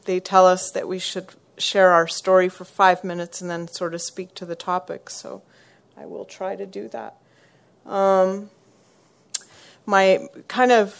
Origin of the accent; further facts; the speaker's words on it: small town in Quebec, Canada; moved away as an adult; now in Montreal, Canada; I'm from Montreal, but I'm originally from a really small town in Quebec.